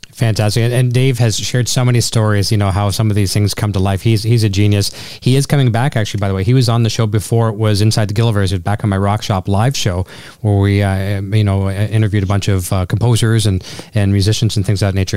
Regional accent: Canada; as a Canadian, it's in our it's in our DNA

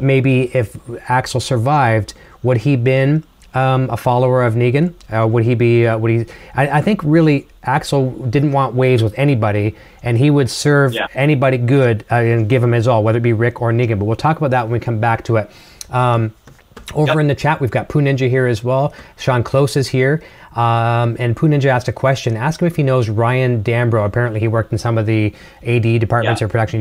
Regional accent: Canada; accent: Canadian; my Canadian accent

